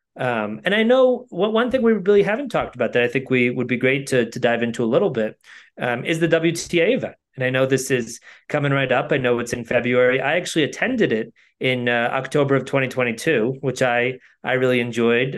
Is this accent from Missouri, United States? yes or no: no; Connecticut, United States; I grew up in Connecticut